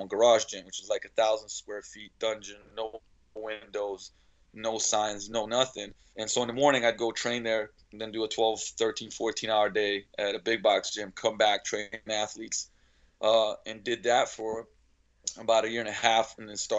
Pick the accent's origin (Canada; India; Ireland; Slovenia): Slovenia; now in Seattle, United States; I was born and raised in Slovenia. Actually, back then it was still Yugoslavia